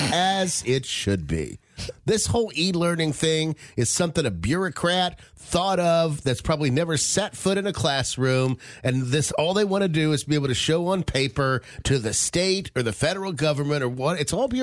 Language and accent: English; West Virginia, United States; when I was growing up in West Virginia